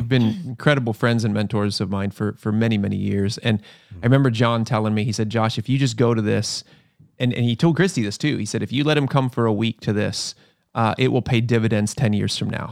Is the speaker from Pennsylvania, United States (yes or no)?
yes; Pennsylvania, United States; moved away; I grew up in Pennsylvania.